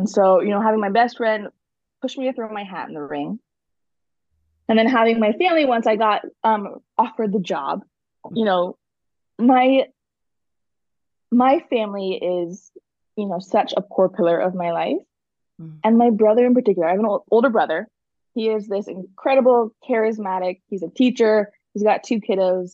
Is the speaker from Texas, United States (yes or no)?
no; Rogue Valley, Oregon, United States; I grew up in the Rogue Valley.